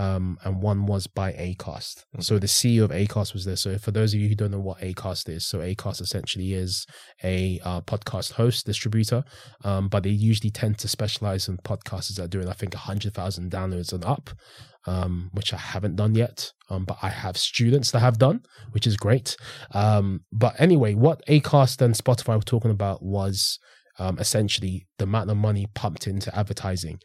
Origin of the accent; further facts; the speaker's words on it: St Albans, East of England, United Kingdom; also born or lived in London; I ended up living in Hertfordshire for eight years.